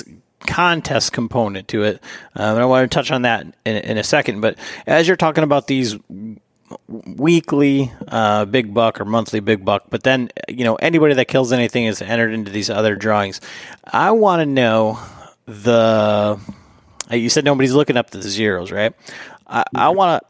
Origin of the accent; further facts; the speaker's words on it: Michigan, United States; I'm from Michigan